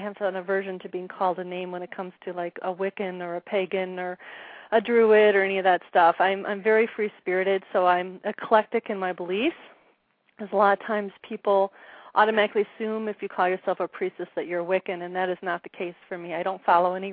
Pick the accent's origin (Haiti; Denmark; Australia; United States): United States; Wisconsin; moved away as an adult; now in Arizona, United States; My husband and I originally are from Wisconsin. We live in Arizona now. We've been here about 7 years.